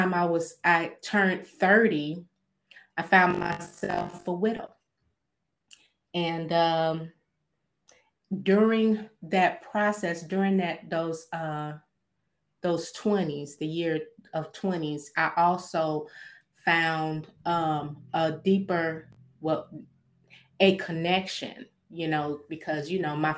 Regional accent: Gary, Indiana, United States; moved away; also born or lived in Fayetteville, North Carolina / Louisiana; I was born in Fayetteville, North Carolina, but I was raised in Gary

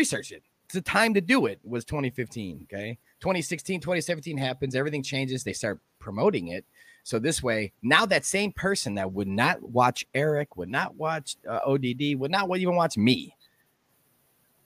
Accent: Chicago, Illinois, United States; I was born and raised in Chicago

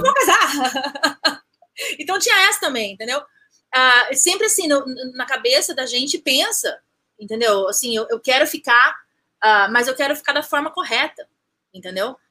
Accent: Campinas, São Paulo, Brazil; moved away as an adult; now in New Rochelle, United States; Eu sou de Campinas, nasci em Campinas, um, ah, vivi em outros lugares, mas basicamente Campinas, São e, Paulo.

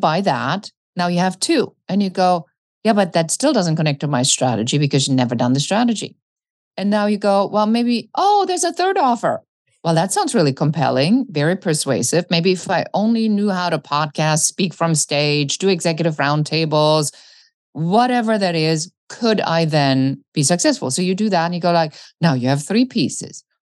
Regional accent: Germany; when I grew up in Germany, I was very much the kid that looked at the planes wondering where they were going.

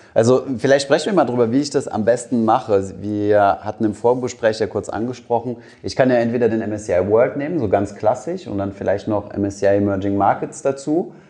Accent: Germany; wir als Deutsche

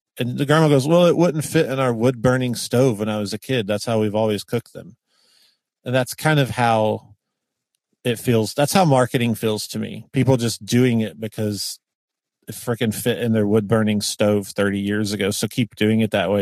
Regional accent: the South, United States; being from the South

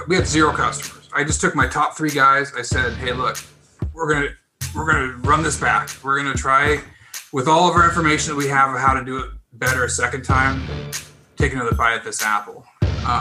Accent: Pacific Northwest, United States; moved away as an adult; now in California, United States; I'm originally from the Northwest, Pacific Northwest

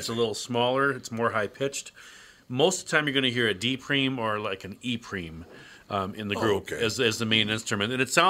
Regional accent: United States; I'm American first. I wasn't born there.

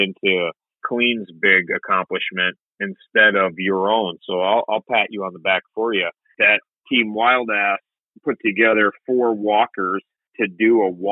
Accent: Minnesota, United States; I'm from Minnesota.

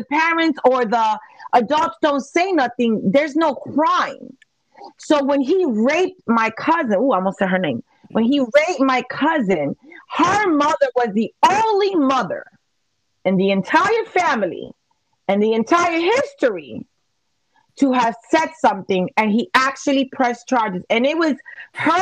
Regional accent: New York City, New York, United States; this is in the Bronx, absolutely. I'm from Little Italy.

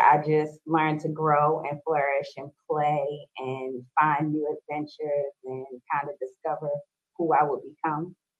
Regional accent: Baltimore, Maryland, United States; I am born and raised in Baltimore

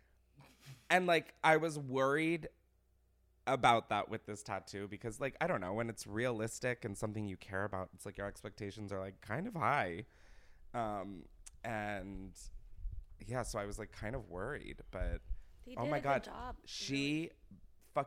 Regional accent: Delaware, United States; moved away; I grew up in Delaware

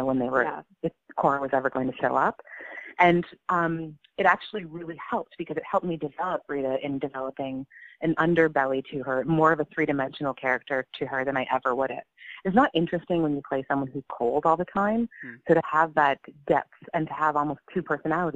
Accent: Canada; I'm Canadian

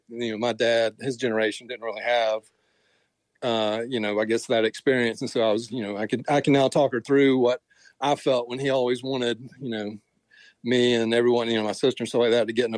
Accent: Columbia, South Carolina, United States; moved away; I was born here in Columbia, but I've moved around

